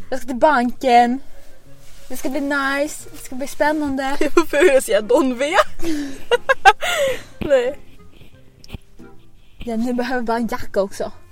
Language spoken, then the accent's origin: Swedish; Skåne, Sweden; accent: Scanian; Jag känner utanför min skånska.